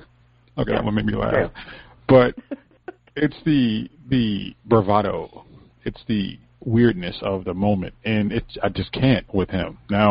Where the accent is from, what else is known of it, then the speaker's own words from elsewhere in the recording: United States; we're American